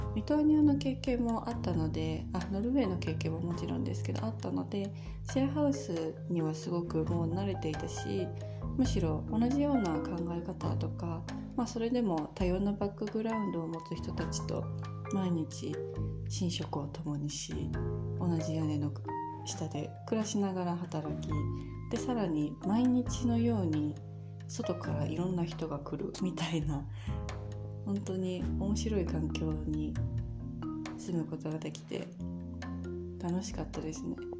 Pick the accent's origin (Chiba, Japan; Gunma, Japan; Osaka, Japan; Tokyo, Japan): Tokyo, Japan; moved away as an adult; now in Vilnius, Lithuania; 私は東京生まれ東京育ちの女性アラサー女性